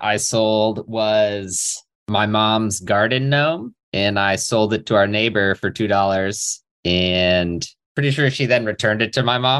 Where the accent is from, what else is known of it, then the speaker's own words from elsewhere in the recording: San Diego, California, United States; I grew up in San Diego.